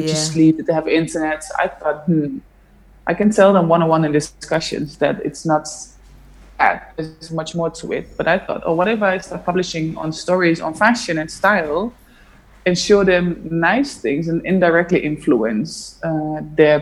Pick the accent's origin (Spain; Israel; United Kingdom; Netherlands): Netherlands; I grew up in Holland